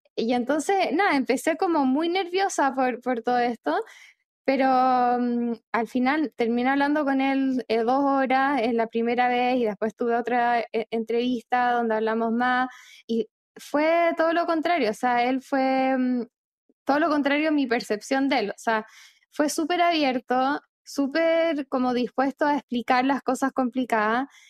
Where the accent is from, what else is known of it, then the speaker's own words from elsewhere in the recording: Chile; moved away; also born or lived in Argentina; yo soy chilena, pero viví en Argentina casi cinco años